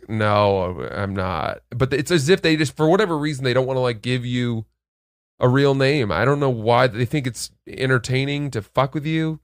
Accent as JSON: {"language": "English", "region": "Maine", "country": "United States", "said": "I'm from Maine"}